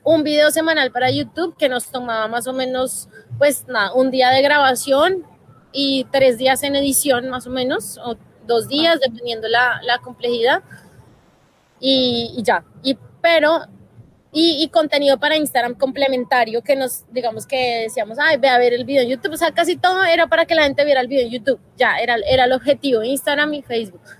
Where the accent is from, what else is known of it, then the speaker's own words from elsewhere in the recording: Colombia; como país tenemos que hacer, como colombianos